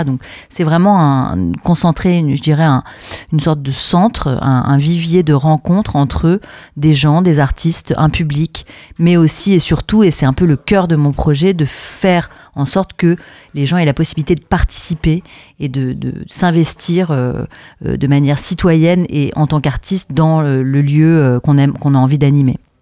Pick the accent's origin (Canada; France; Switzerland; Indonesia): France; moved away as an adult; also born or lived in Brussels, Belgium; je suis française à la base, mais j'ai fait mes études à l'INSAS, qui est une école de théâtre et de cinéma à Bruxelles. Donc j'y suis restée